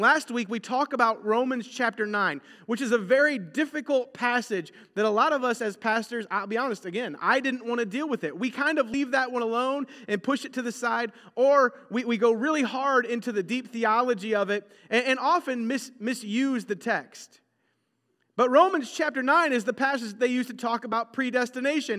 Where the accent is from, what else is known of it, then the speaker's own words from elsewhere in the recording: United States; we are very American in our mindsets